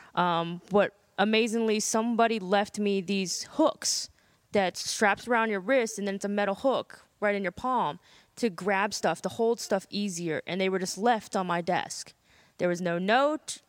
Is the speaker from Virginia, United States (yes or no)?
yes; Burke, Virginia, United States; I grew up in a little town called Burke. It's right near Springfield and Fairfax